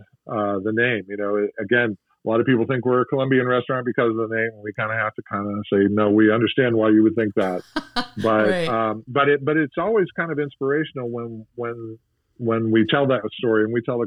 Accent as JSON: {"language": "English", "town": "St. Petersburg", "region": "Florida", "country": "United States", "tie": "born or raised there", "also_born_or_lived": "Tampa, Florida", "said": "I grew up in St. Pete across the bay."}